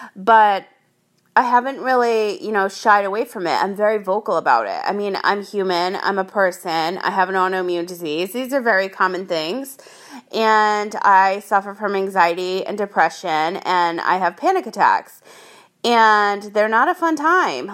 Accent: Rhode Island, United States; now in San Diego, United States; I grew up in Rhode Island

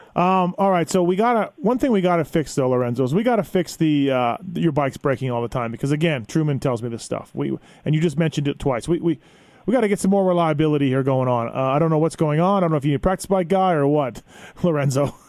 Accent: Canada; now in United States; I'm foreigner too. I'm from Canada, living down here

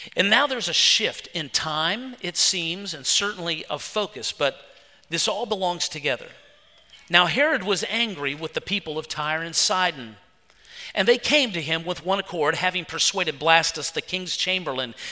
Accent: West Virginia, United States; moved away; I'm from West Virginia

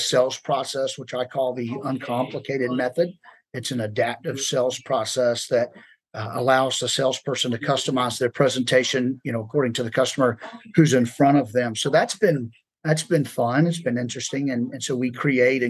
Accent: Savannah, Georgia, United States; moved away as an adult; now in Atlanta, United States; We are from Savannah. We moved up to Atlanta about 5 years ago.

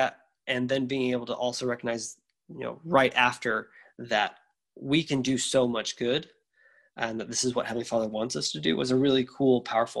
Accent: the South, United States; I grew up in the South, and the town where I grew up in had a terrible public school.

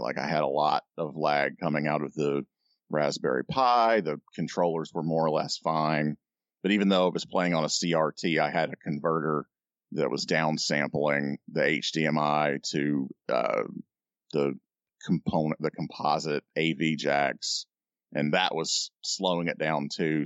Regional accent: United Kingdom; I'm British

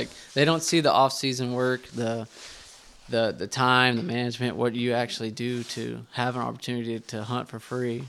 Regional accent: Terrell, Texas, United States; also born or lived in Heath, Texas; I grew up in Terrell, Texas

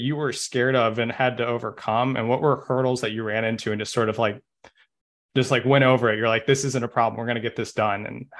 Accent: Midwest, United States; I'm from the Midwest as well.

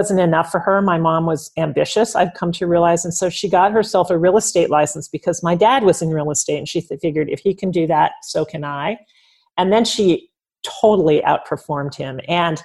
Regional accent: Bay Area, California, United States; I grew up in the Bay Area

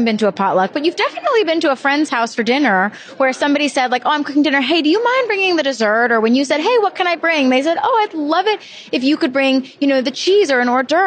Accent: Charleston, South Carolina, United States; moved away as an adult; now in New York City, United States; I am from Charleston

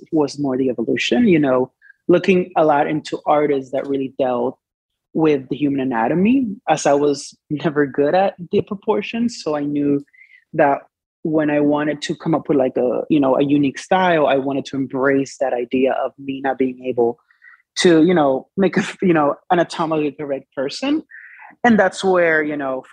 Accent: Dominican Republic; moved away; So I was born and raised in the Dominican Republic.

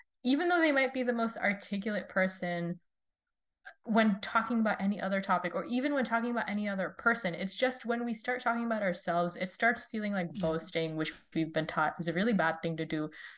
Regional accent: India; also born or lived in Saudi Arabia; I grew up kind of all over the world. I'm originally from India, but I was born in Saudi Arabia and I moved around, flitted back from country to country.

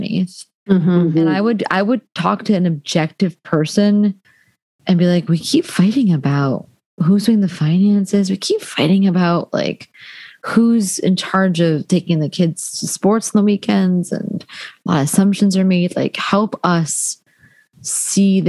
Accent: New Jersey, United States; I'm from Jersey, Thai American.

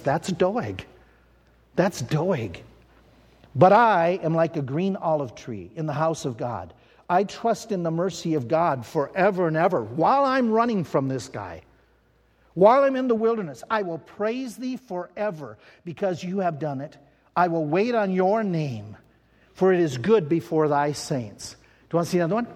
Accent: United States; I'm an American.

